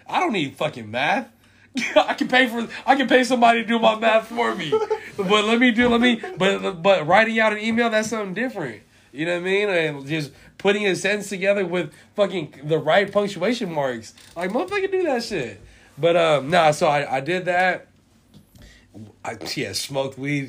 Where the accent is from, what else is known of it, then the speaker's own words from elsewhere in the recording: San Francisco, California, United States; I'm from Hunter's Point. I'm from Bayview.